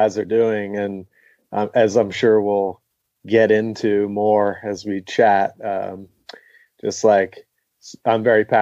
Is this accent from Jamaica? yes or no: no; Glen Mills, Pennsylvania, United States; also born or lived in Downingtown, Pennsylvania; now in Asheville, United States; I grew up in a tiny little town called Glen Mills, which is in Downing. Technically, I was born in Downingtown